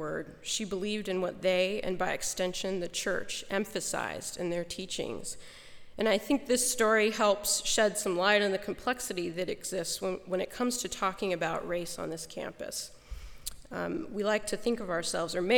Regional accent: Goshen, Indiana, United States; my hometown

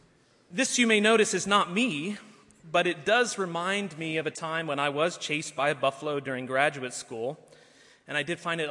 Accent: Narok County, Kenya; I was born in Kenya, and I spent my early years bumping around the savannas of Maasai Mara looking for wildlife

